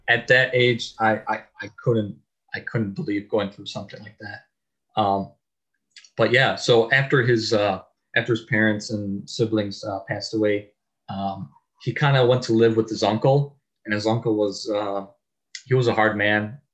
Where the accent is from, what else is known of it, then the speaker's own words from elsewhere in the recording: Chicago, Illinois, United States; I'm from Chicago